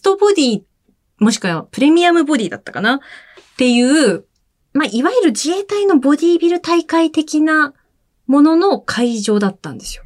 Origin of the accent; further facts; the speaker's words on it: Akita, Japan; moved away as an adult; now in Tokyo, Japan; ずっと小学1年生から高校3年生までは秋田で過ごしまして、